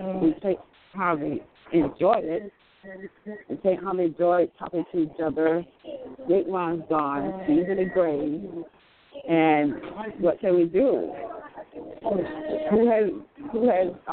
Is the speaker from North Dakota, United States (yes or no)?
no; Florida, United States; I'm from Florida, actually